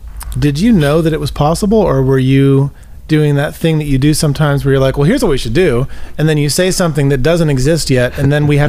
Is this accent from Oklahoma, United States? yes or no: no; Nashville, Tennessee, United States; born or raised there; also born or lived in Mobile, Alabama